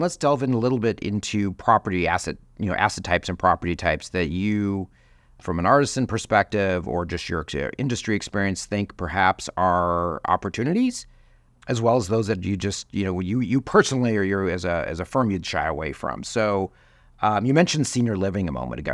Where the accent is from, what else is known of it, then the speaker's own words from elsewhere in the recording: Chicago, Illinois, United States; my hometown of Chicago